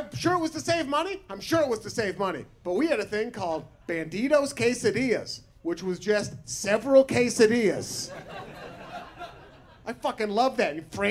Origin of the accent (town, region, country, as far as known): Portland, Oregon, United States; born or raised there